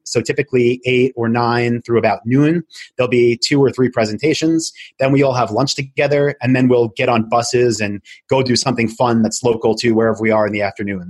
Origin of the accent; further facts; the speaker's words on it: Long Island, New York, United States; also born or lived in Albany, New York; I'm from Long Island, moved back there